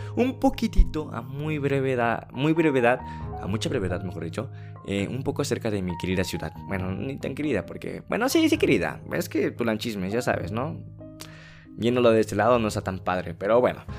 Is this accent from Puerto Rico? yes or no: no; Tulancingo, Hidalgo, Mexico; Yo soy originario de la ciudad de Tulancingo, que es pertenece al estado de Hidalgo